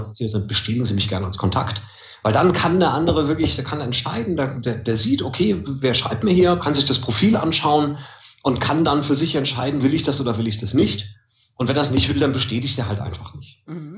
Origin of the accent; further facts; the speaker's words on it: Mölln, Schleswig-Holstein, Germany; wo ich herkomme, Mölln